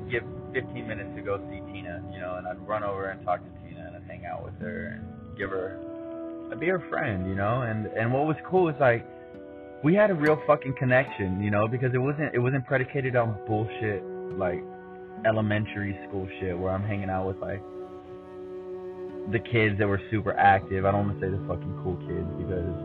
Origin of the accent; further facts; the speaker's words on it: Lawndale, Manhattan Beach, California, United States; I moved from Lawndale to Manhattan Beach later that year